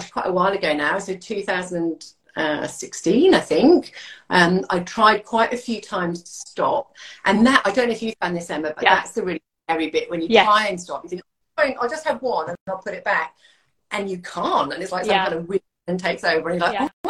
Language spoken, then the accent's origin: English; United Kingdom; moved away as an adult; now in Hervey Bay, Australia; I'm a Brit.